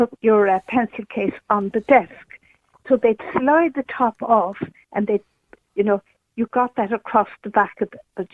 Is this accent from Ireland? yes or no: yes; County Cork, Munster, Ireland; I'm from County Cork, and I'm a lot older than your previous callers there. I'm middle-aged.